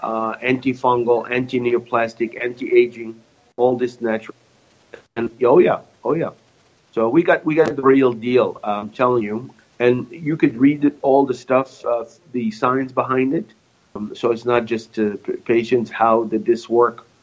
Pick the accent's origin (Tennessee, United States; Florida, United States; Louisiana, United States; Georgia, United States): Louisiana, United States